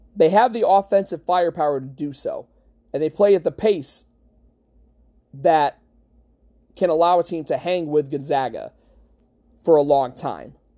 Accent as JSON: {"language": "English", "town": "Utica", "region": "New York", "country": "United States", "tie": "born or raised there", "said": "I'm from Utica, which is an hour from Syracuse. I grew up going to games at the Carrier Dome"}